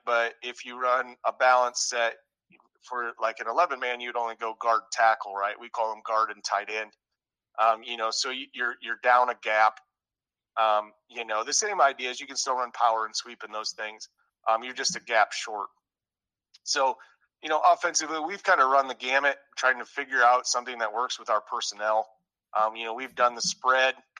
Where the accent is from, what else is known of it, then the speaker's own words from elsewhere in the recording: Northwest Iowa, United States; moved away as an adult; I'm originally from Northwest Iowa